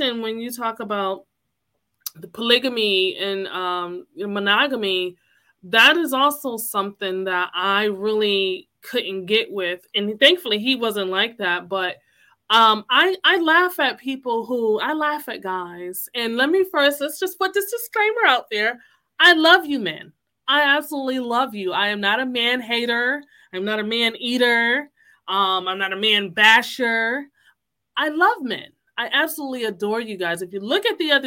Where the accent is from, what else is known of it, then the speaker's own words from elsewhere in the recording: Connecticut, United States; I'm from here. I was born in Connecticut